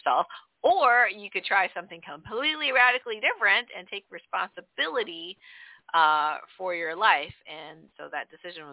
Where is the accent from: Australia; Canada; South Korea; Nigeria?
Canada; also born or lived in northern New York; now in New York, United States; we grew up in Canada